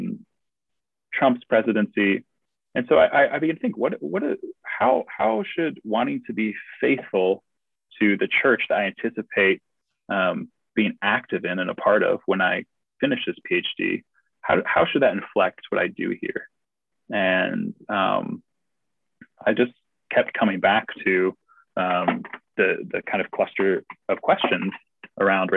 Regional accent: United States; also born or lived in St Andrews, United Kingdom; me as an American who is trying to write a thesis on theology

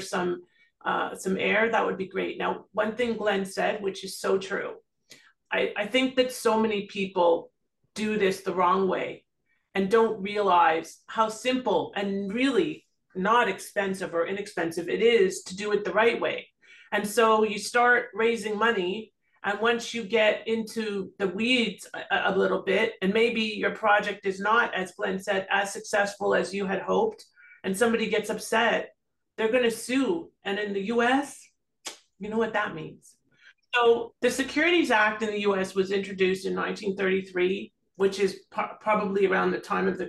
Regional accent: Toronto, Ontario, Canada; moved away as an adult; now in South Florida, United States; I'm originally from Toronto

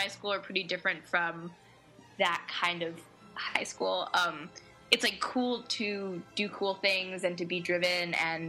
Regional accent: New York City, New York, United States; Yeah, I'm from Manhattan.

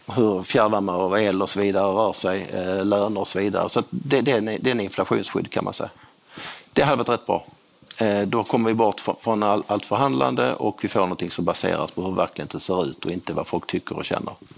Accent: Skåne, Sweden; jag är skåning

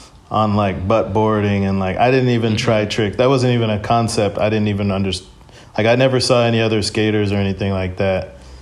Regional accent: San Francisco, California, United States; also born or lived in Oakland / Michigan; I grew up in the Bay Area in San Francisco, but I got into skating living in Oakland, kind of like in the hills.

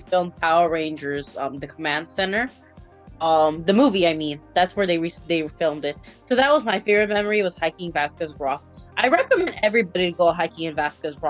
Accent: Philippines; moved away; I'm already Filipino and I come from the Philippines

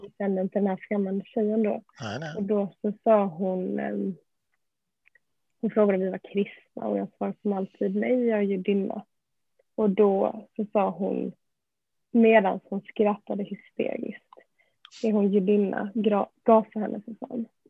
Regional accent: Malmö, Skåne, Sweden; Jag är ju uppväxt i Malmö

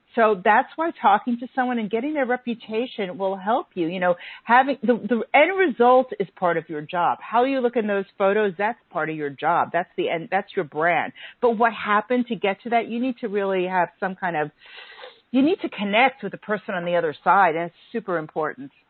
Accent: New York, United States; being a New Yorker and a melting pot

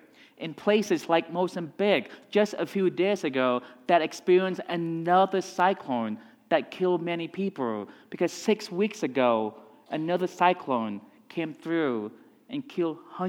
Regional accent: Texas, United States; This is Colorado is the place where growing up in Texas is where I learned to ski.

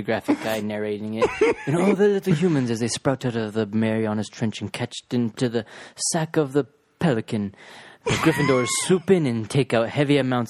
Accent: Ireland; I'm fucking Irish.

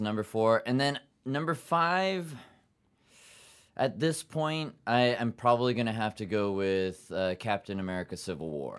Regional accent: Yokohama, Kanagawa, Japan; now in New York City, United States; I grew up in Yokohama, Japan, seventeen years, half Japanese, half German-American

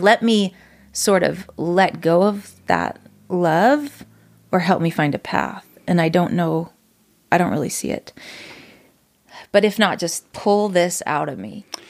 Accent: Reno, Nevada, United States; moved away as an adult; now in Utah, United States; From Reno, Nevada. So I was born and raised there.

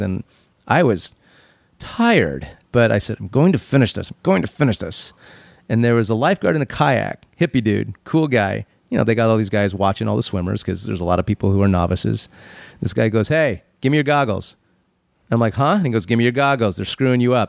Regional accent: Phoenix, Arizona, United States; moved away; When I was a kid, I grew up in Phoenix

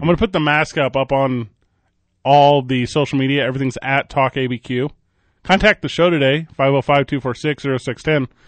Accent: Midwest, United States; Me and Mike Vitale, both born and raised in the Midwest

